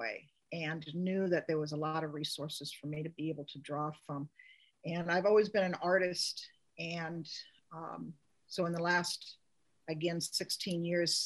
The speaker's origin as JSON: {"language": "English", "town": "Seattle", "region": "Washington", "country": "United States", "tie": "born or raised there", "also_born_or_lived": "Juneau, Alaska", "moved": "as an adult", "lives_now": "Petersburg, United States", "said": "I grew up in North Seattle"}